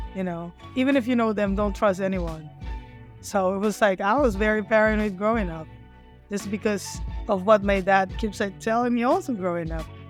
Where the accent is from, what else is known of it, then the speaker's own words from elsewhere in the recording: Manila, Metro Manila, Philippines; moved away as an adult; now in United States; I grew up in Manila, but every summer my dad always sent us in the province